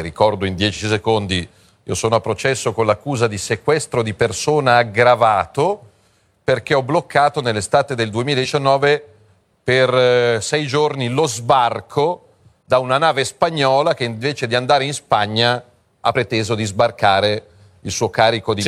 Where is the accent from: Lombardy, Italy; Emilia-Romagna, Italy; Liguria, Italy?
Lombardy, Italy; Milan; da milanese